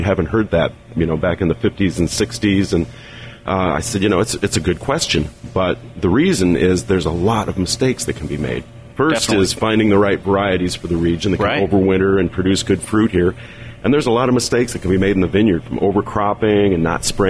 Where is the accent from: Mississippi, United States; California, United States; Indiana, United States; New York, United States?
Indiana, United States; South Bend; I grew up in South Bend area